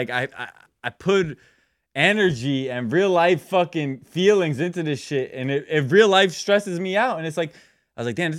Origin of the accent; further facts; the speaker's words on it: New Jersey, United States; I'm from Jersey, the Garden State.